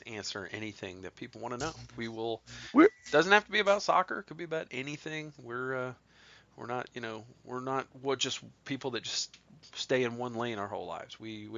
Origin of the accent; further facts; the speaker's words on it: Ohio, United States; moved away; I'm from Ohio.